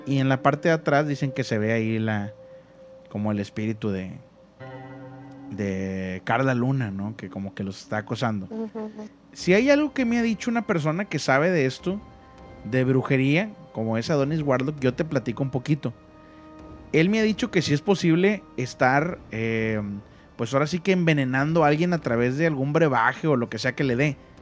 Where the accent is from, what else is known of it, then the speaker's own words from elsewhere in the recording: Monterrey, Nuevo León, Mexico; como yo soy de Monterrey